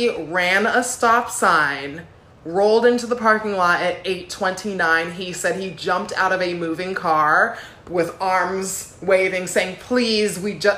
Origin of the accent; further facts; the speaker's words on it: Los Angeles, California, United States; I'm here from Los Angeles and I just got here at 8:29.